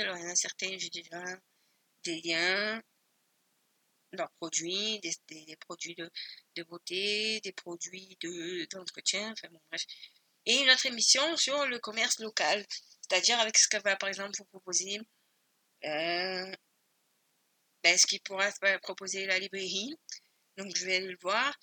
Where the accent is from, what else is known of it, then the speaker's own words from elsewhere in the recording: Spain; je suis espagnole